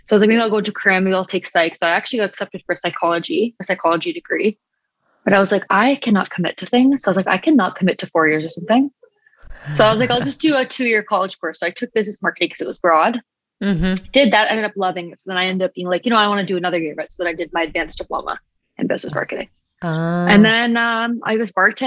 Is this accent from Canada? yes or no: yes; Pickering, Ontario, Canada; I grew up in Pickering, which is in Canada, pretty small.